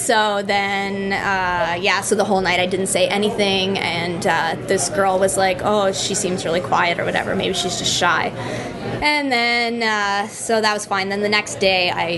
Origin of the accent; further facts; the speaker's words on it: Collingwood, Ontario, Canada; now in Guelph, Canada; I live in Guelph and I'm from Collingwood.